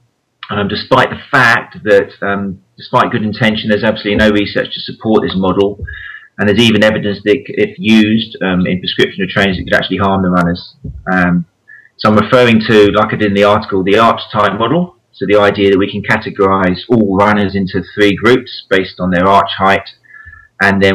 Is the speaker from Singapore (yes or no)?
no; Brighton, South East England, United Kingdom; I'm from Brighton on the south coast, and it's a massive running town